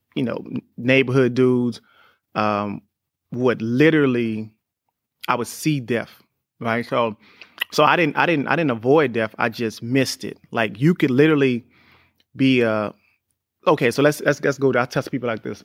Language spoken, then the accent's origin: English; New Orleans, Louisiana, United States; me growing up in New Orleans was crazy 'cause I was the youngest